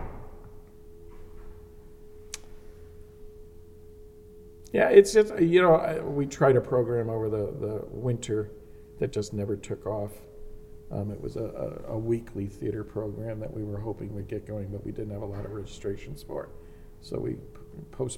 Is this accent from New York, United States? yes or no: no; East Hartford, Connecticut, United States; now in West Hartford, United States; I grew up in East Hartford, born and bred